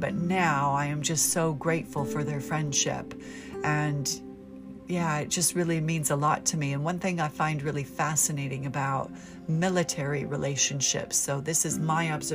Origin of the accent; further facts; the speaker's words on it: United States; moved away as an adult; also born or lived in United Kingdom; Being American